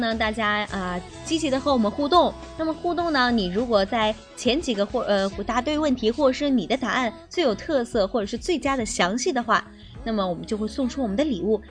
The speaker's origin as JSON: {"language": "Chinese", "region": "Anhui", "country": "China", "said": "我们这个安徽"}